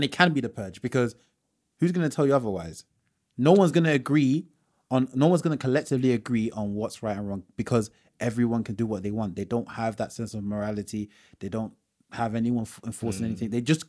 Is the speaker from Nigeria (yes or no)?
yes; Nigeria; So for example, so say as Yoruba people, Yoruba tribe, we're proud people.